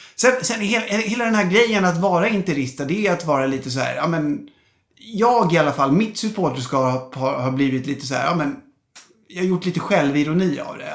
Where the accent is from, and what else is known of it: Stockholm, Stockholm County, Sweden; born or raised there